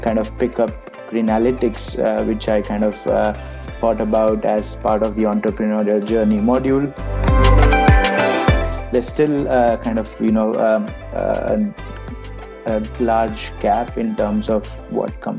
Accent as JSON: {"language": "English", "country": "India", "tie": "born or raised there", "also_born_or_lived": "Ireland", "moved": "as an adult", "lives_now": "United Kingdom", "said": "I moved to the EY office in my hometown, back in India"}